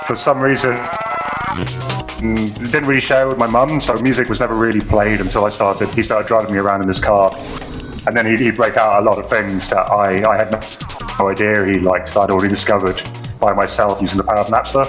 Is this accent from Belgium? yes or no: yes; Belgium; moved away as an adult; I grew up in Belgium, in a fairly secluded area